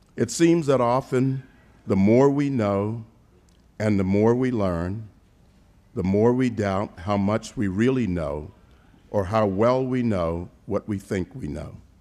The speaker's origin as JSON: {"language": "English", "town": "Savannah", "region": "Georgia", "country": "United States", "tie": "born or raised there", "said": "my hometown of Savannah, Georgia"}